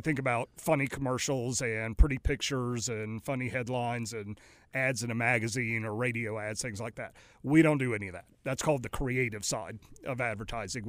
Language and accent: English; Raleigh, North Carolina, United States; also born or lived in New Orleans / Greenville, North Carolina / Greensboro; now in Mooresville, United States; grew up for the most part and went to school in Raleigh, Durham